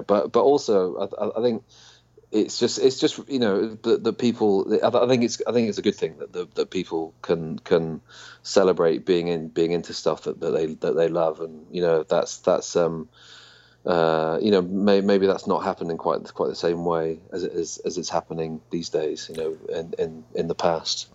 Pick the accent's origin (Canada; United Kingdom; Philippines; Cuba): United Kingdom; being British